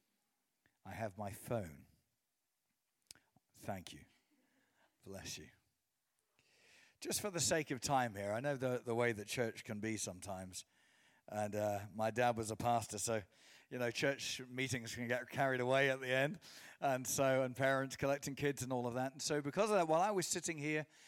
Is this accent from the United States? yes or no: no; England, United Kingdom; my mum is from Portadown. So I was raised in England